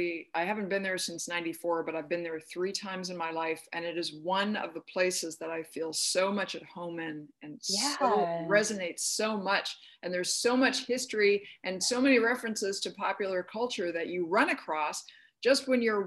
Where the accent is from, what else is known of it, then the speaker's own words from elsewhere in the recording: Michigan, United States; born there; also born or lived in Minnesota / Arizona; I'm from the Midwest originally.